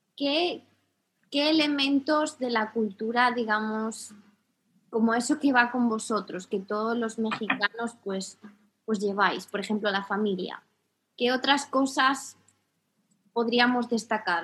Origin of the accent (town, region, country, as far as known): Spain